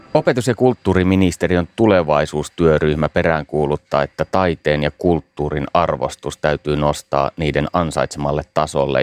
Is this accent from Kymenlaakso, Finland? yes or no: no; Savonlinna, South Savo, Finland; Olen itse Savonlinnasta kotoisin